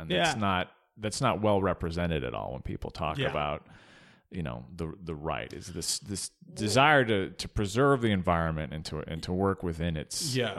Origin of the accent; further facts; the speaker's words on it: Arizona, United States; I grew up in Arizona